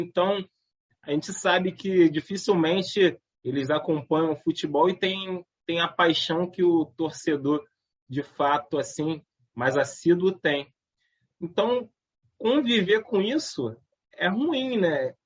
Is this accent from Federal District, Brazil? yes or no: no; Nilópolis, Rio de Janeiro, Brazil; a nossa juventude em Nilópolis